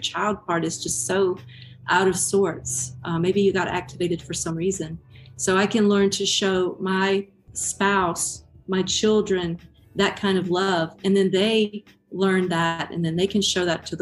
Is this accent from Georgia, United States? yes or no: yes; Georgia, United States; now in Texas, United States; I grew up in Georgia